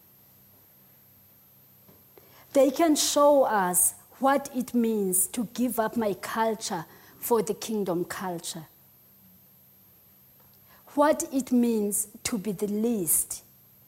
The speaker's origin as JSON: {"language": "English", "region": "Eastern Cape", "country": "South Africa", "second_language": "English", "moved": "yes", "said": "I'm from the Eastern Cape. I'm very much Xhosa."}